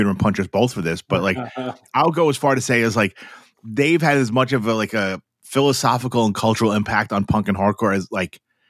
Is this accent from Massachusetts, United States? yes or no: no; New York City, New York, United States; I grew up in New York City.